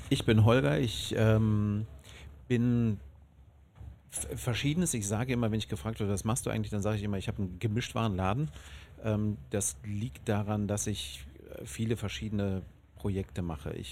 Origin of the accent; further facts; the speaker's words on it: Bonn, North Rhine-Westphalia, Germany; Ich bin aus Bonn.